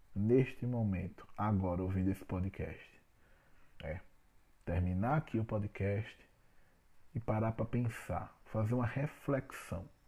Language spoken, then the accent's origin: Portuguese; Alagoas, Brazil; eu sou alagoano.